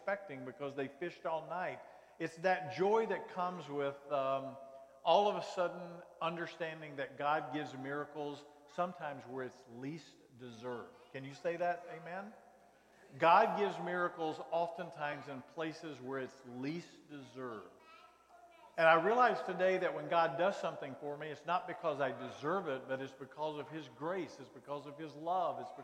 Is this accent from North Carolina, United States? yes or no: yes; North Carolina, United States; I grew up in North Carolina.